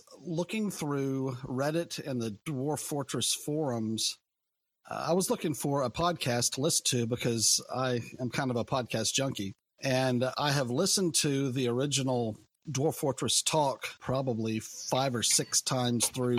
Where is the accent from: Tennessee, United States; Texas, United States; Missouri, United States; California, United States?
Missouri, United States; I am from Missouri in the U.S.